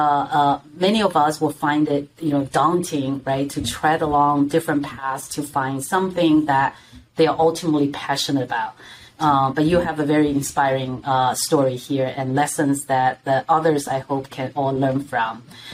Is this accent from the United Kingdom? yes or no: no; China; moved away; back in China, there's a famous phrase that we use